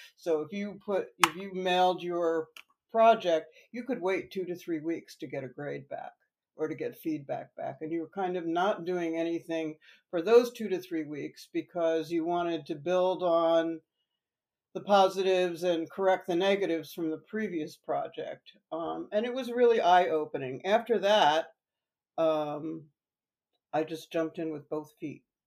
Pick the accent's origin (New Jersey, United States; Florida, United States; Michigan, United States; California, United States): New Jersey, United States; also born or lived in New York; I am a New Jersey native